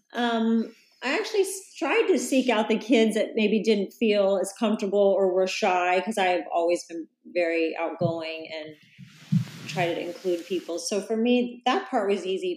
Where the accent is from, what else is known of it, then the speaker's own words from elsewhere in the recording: Salina, Kansas, United States; moved away as an adult; now in Encinitas, United States; I actually grew up in a town called Salina, that's about three hours from Kansas City